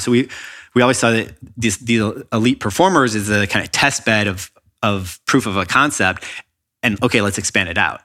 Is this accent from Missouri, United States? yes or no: no; Chicago, Illinois, United States; now in Los Angeles, United States; when I was in public school growing up in Chicago